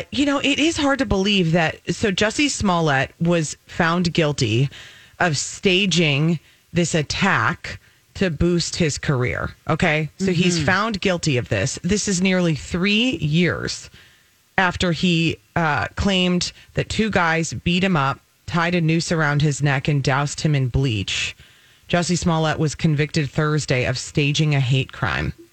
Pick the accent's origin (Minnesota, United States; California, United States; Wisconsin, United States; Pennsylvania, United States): Minnesota, United States; Apple Valley; I grew up in Apple Valley, like in a cul-de-sac